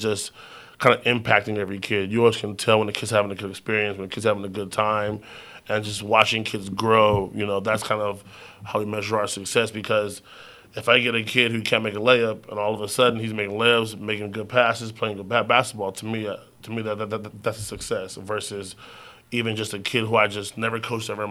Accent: Rialto, California, United States; also born or lived in Redlands, California; I was born and raised in Rialto, moved to Redlands

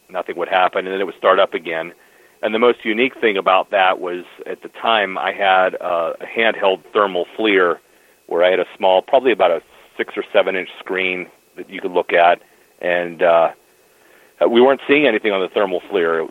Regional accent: Pennsylvania, United States; here in Pennsylvania, my home state

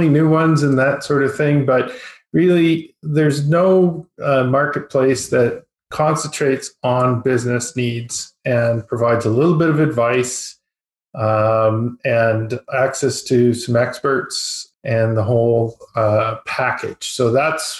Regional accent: High River, Alberta, Canada; I'm an Albertan. I was born in High River, Alberta, which is not so far from Calgary. It's just south of Calgary. Small town boy.

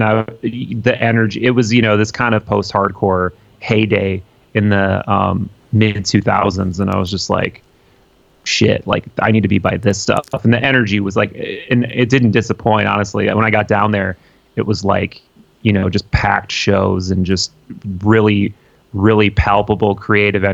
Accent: Appleton, Wisconsin, United States; moved away as an adult; now in Milwaukee, United States; I grew up in Appleton.

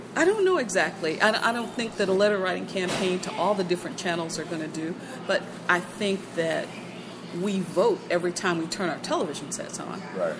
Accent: Indianapolis, Indiana, United States; I grew up in Indianapolis, not not over here

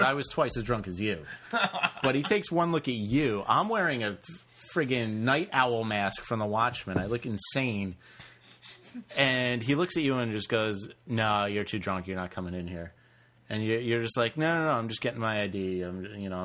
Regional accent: New York, United States; I'm from New York

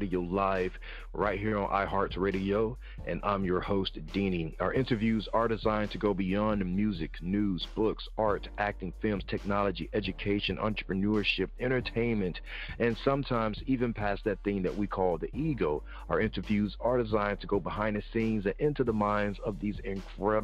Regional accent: the South, United States; I'm from the South

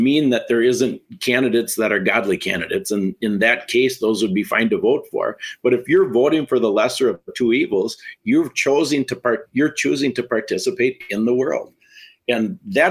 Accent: Wisconsin, United States; I'm from Wisconsin.

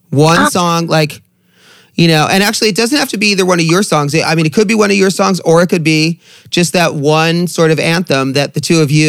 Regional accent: Long Beach, California, United States; Where are you from? Long Beach, California.

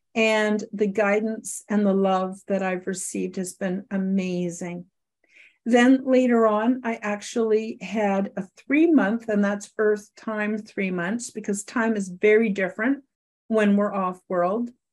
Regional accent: Canada; I live in Canada, I'm a Canadian

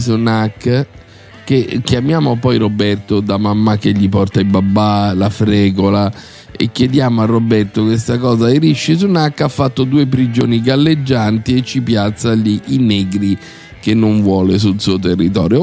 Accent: Rome, Lazio, Italy; also born or lived in Cagliari, Sardinia; io sono cresciuto a Cinecittà Est, figlio di emigranti Nato a Cagliari

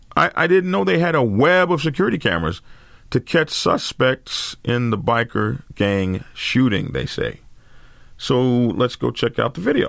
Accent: Lawton, Oklahoma, United States; I grew up in Lawton during Vietnam crisis

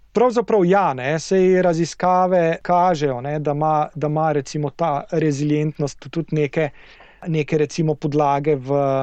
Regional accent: Slovenia

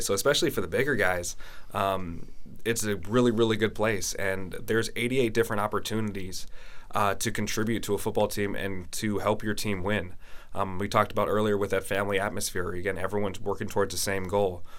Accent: San Francisco Bay Area, California, United States; moved away as an adult; also born or lived in Pacific Northwest; now in Norway; I'm originally from the San Francisco Bay Area

